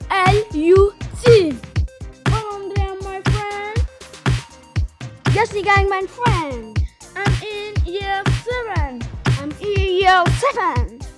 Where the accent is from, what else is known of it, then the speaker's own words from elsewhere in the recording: Lausanne, Vaud, Switzerland; English is a second language; We're from Lausanne.